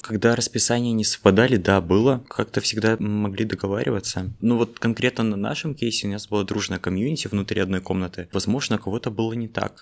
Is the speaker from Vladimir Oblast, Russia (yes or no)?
no; Norilsk, Krasnoyarsk Krai, Russia; moved away as an adult; now in Moscow, Russia; Я из Норильска